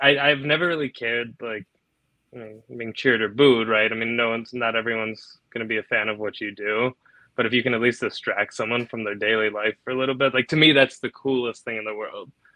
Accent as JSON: {"language": "English", "town": "Naperville", "region": "Illinois", "country": "United States", "said": "I'm from Naperville"}